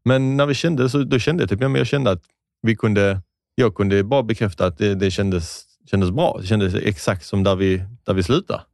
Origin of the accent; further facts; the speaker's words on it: Skåne, Sweden; accent: Scanian (skånska); jag tror man hör min skånska röst